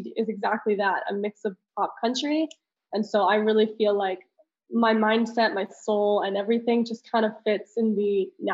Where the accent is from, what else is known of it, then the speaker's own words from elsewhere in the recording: Italy; moved away; I'm very international. I grew up in Italy